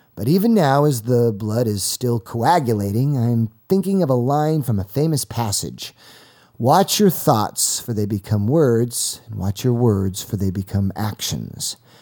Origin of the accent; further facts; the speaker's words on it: Los Angeles, California, United States; my hometown of Pacific Palisades